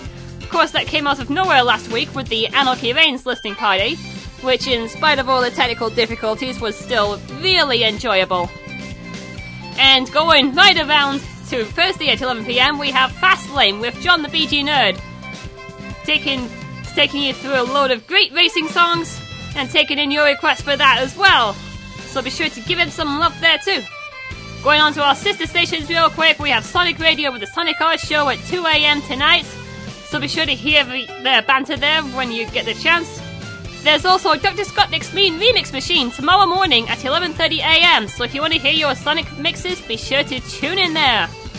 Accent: the north of England, United Kingdom; I'm from the north of England, although I don't really sound like a northerner.

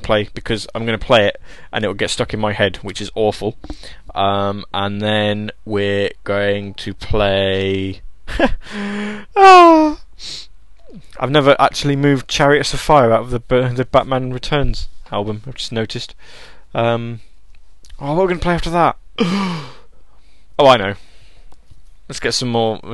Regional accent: England, United Kingdom; accent: proper British accent; I'm I'm English. We English people sound like this all the time

